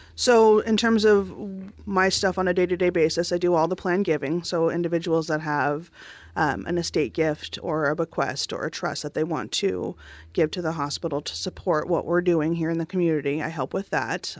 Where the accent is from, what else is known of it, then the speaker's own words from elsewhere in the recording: Southern California, United States; now in Oregon, United States; I grew up in Southern California